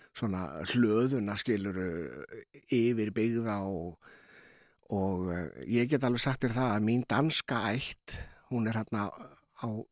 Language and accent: Icelandic; Keflavík, Southern Peninsula, Iceland; við sem ólast upp í Keflag og Njarvík